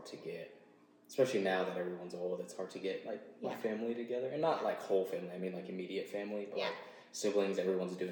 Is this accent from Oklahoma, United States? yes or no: yes; Oklahoma, United States; I've lived in Oklahoma all my life